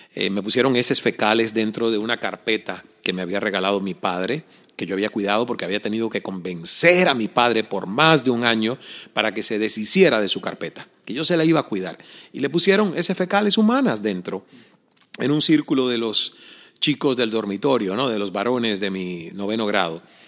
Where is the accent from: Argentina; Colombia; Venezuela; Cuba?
Cuba; El Caney, Santiago de Cuba; yo crecí en Cuba, en un pequeño pueblo llamado El Caney